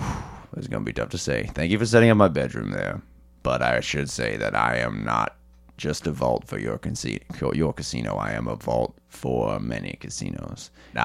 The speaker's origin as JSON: {"language": "English", "town": "Kitchener", "region": "Ontario", "country": "Canada", "said": "I'm a dude from Kitchener."}